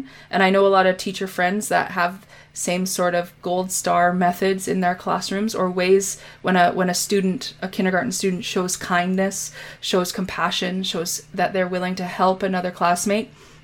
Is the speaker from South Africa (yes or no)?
no; Canada; I'm Canadian